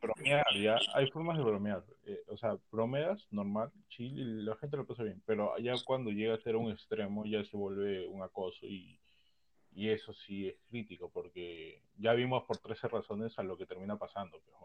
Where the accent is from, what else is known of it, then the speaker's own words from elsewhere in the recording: Peru; todos los que participamos en este podcast, que lo que era, todos peruanos